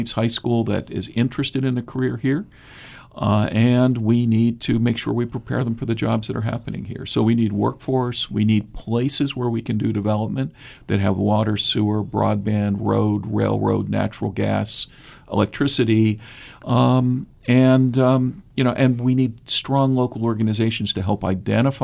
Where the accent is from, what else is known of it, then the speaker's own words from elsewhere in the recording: Pittsburgh, Pennsylvania, United States; also born or lived in Minnesota / Washington, D.C.; now in Southeast Ohio, United States; I'm originally from Pittsburgh. I'm Appalachian by birth